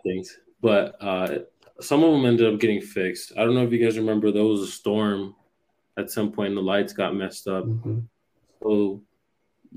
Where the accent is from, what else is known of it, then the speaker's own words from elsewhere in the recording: United States; also born or lived in Puerto Rico; I grew up over here in the States